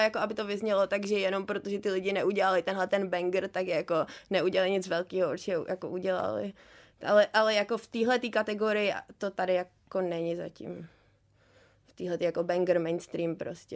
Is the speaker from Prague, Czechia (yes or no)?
yes; Prague, Czechia; jsem z Prahy